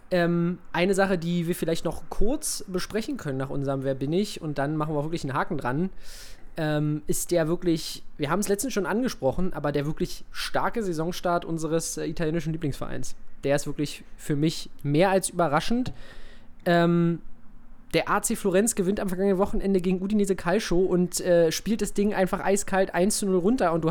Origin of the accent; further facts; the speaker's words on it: Oldenburg, Lower Saxony, Germany; born there; also äh, gar nicht, geboren in Oldenburg.